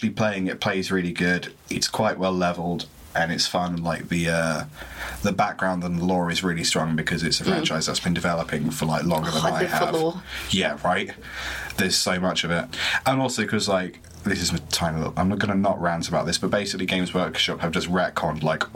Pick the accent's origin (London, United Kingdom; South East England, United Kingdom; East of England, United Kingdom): East of England, United Kingdom; Cambridge; accent: southern; I was raised in Cambridge, so I'll be southern